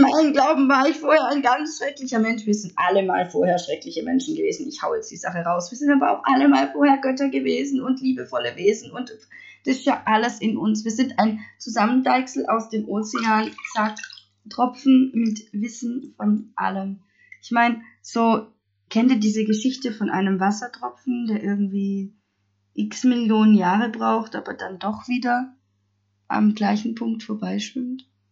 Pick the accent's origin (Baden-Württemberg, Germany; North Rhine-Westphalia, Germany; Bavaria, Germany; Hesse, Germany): Baden-Württemberg, Germany; Stuttgart area; ich komme aus dem Stuttgarter Raum und ich glaube, man hört es auch